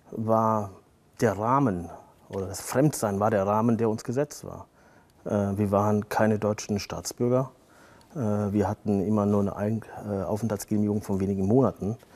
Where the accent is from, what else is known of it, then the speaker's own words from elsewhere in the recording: Turkey; weil ich genau wusste, dass wenn ich als Türke über Rassismus spreche, dass mir das schaden wird